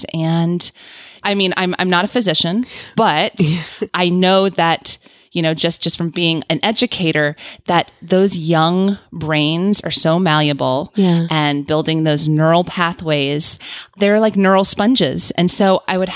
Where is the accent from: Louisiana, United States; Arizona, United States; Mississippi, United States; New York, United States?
Louisiana, United States; New Orleans; I grew up in New Orleans